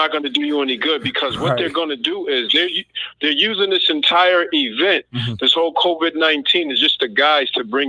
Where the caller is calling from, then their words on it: Massachusetts, United States; I'm calling from Massachusetts.